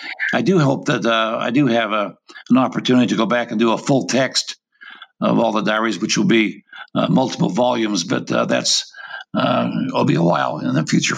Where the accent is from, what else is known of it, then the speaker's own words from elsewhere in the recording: Intermountain West, United States; I was raised in the Intermountain West, came to BYU, got my undergraduate degree, took a PhD there in U.S. history with an emphasis in Western history.